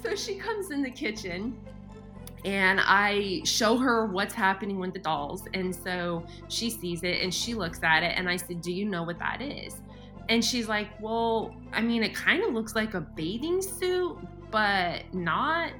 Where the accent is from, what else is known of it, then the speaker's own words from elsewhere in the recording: Colorado, United States; also born or lived in Montana; now in Oklahoma, United States; I grew up in Colorado, lived in Montana, and so I'm used to snow